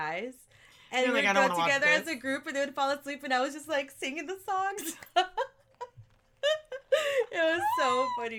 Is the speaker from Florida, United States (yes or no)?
no; Compton, California, United States; also born or lived in Downey, California; I grew up in Compton, but I went to school here in Downey